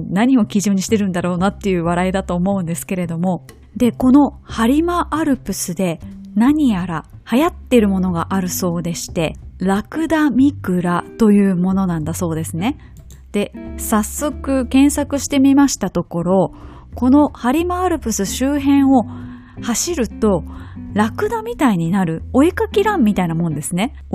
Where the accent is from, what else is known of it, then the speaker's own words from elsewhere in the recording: Kobe, Hyogo, Japan; 私の地元神戸です。